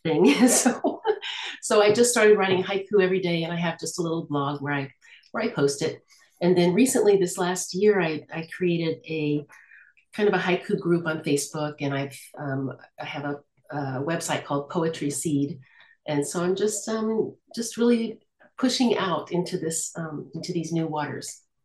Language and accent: English; United States; now in Lille, France; I am American, but I live in France. I live in the north of France, in Lille